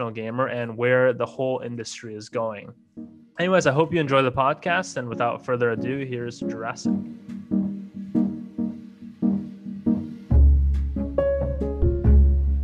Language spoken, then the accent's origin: English; Wisconsin, United States; I grew up in Wisconsin